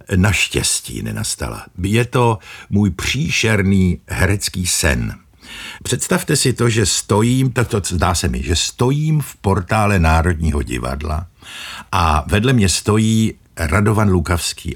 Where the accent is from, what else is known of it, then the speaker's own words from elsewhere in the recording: Moravia, Czechia; Já pocházím z Moravy